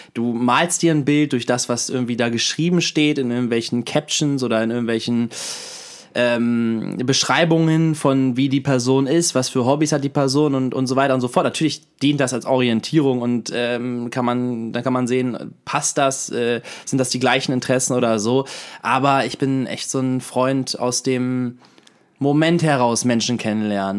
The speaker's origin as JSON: {"language": "German", "town": "Hanover", "region": "Lower Saxony", "country": "Germany", "tie": "born or raised there", "said": "bei uns in Hannover, in Badenstedt"}